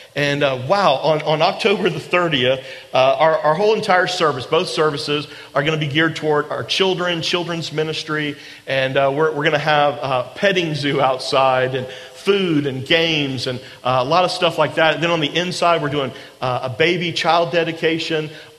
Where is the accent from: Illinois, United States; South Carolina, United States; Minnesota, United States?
South Carolina, United States; Charleston; also born or lived in Atlanta; I'm from Charleston, but I'd gone to school in Atlanta, and I just graduated in May of that year, and Janet and I moved back to Charleston in August